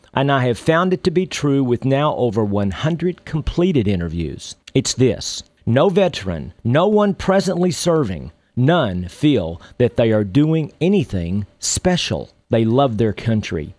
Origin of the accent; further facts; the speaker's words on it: Texas, United States; When I was a young boy growing up in Texas